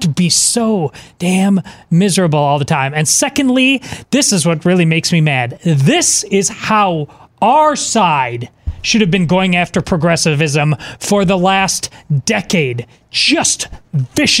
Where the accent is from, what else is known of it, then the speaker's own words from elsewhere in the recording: Madison, Wisconsin, United States; I grew up in Madison, Wisconsin.